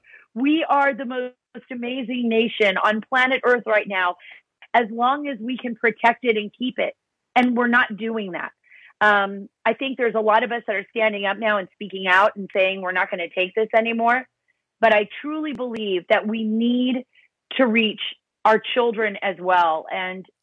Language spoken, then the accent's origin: English; United States; I'm first generation born here in America on my mom's side